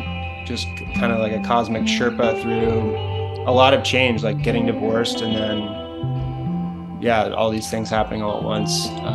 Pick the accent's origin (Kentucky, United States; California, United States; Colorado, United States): Kentucky, United States; Louisville; also born or lived in Ireland / Chicago / New York / San Francisco; Ireland, and we moved around a lot, but probably where I would say I like grew up would be Kentucky. I grew up in Louisville, Kentucky, Chicago for school, and then New York and San Francisco.